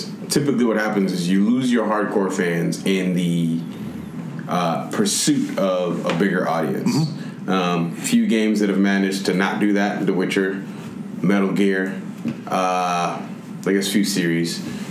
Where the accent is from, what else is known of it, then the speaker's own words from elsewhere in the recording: Nigeria; I'm also Nigerian, so I do what I want.